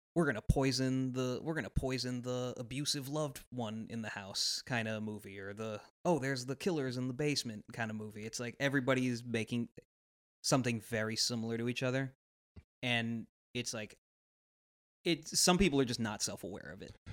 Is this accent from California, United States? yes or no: yes; Los Angeles, California, United States; we're from Los Angeles, my family moved there.